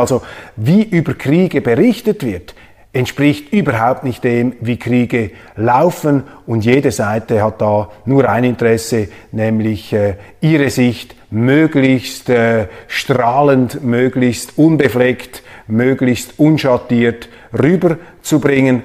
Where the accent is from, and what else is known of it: Switzerland